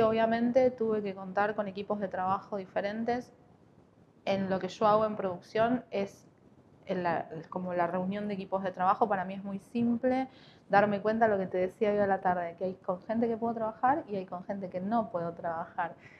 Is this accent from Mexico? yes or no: no; Buenos Aires, Argentina; moved away as an adult; now in Neuquén, Argentina; Yo no soy de acá, soy de Buenos Aires. Vine en el 2010.